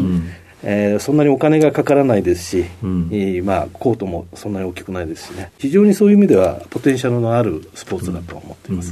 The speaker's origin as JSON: {"language": "Japanese", "town": "Kobe", "region": "Hyogo", "country": "Japan", "said": "兵庫県神戸市です"}